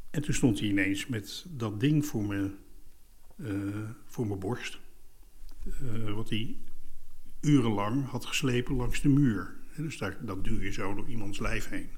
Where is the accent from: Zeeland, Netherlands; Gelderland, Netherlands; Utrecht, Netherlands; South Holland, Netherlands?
South Holland, Netherlands; Leidsendam; Bij ons thuis kropen de mensen van Schakenbos, psychiatrische inrichting in uh, Leidsendam